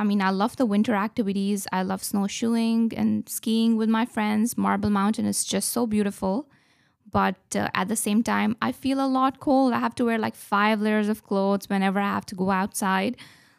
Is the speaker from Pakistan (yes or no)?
yes; Pakistan; also born or lived in Qatar; now in Corner Brook, California, United States; I'm from Pakistan. I'm coming from Qatar, a very hot country. I have been in Corner Brook since 2018